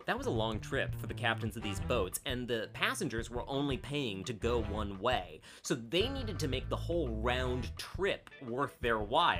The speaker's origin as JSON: {"language": "English", "region": "Midwest", "country": "United States", "said": "I'm from the Midwest, and what we do is we apologize."}